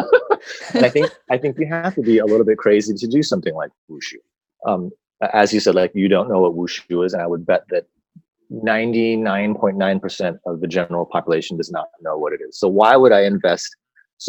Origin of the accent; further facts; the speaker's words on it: United States; as an American, I'm saying as American